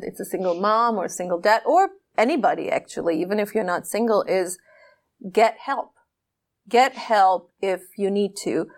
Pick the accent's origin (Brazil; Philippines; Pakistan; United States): Pakistan; I am this Pakistani woman